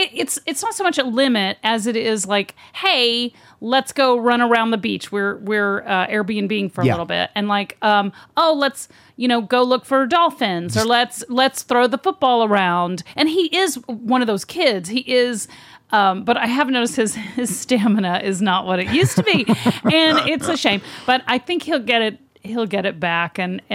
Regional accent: Texas, United States; I'm from Texas.

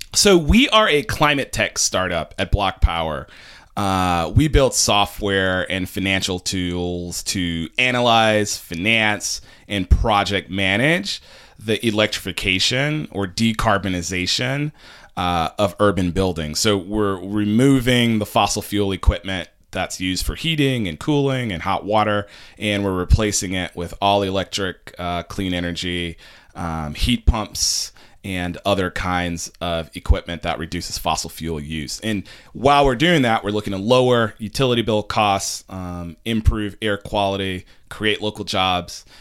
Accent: New York City, New York, United States; as a New Yorker

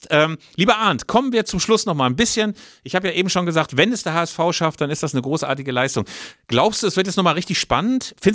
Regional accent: Bielefeld, North Rhine-Westphalia, Germany; Also ich als Bielefelder und ich als 51-Jähriger, ich kann es inzwischen

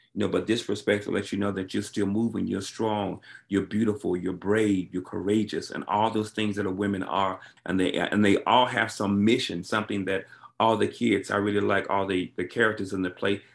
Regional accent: Alabama, United States; I grew up in Alabama

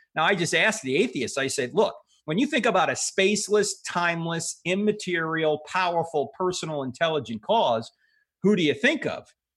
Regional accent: New Jersey, United States; I grew up, uh, Catholic because I'm from New Jersey

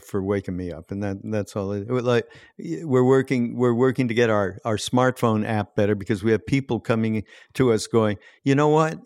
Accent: Montreal, Quebec, Canada; I grew up in Montreal, and I grew up with French Canadians

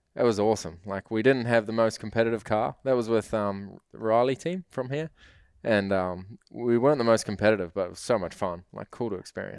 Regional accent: New Zealand

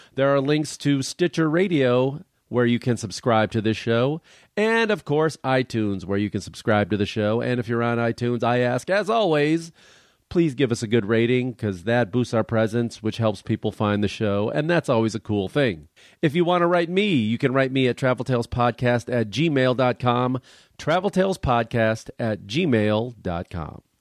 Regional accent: Chicago, Illinois, United States; we're both from Chicago, or the Chicago area

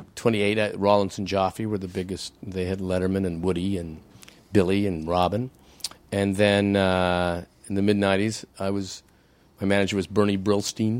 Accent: Canada; I'm a Canadian.

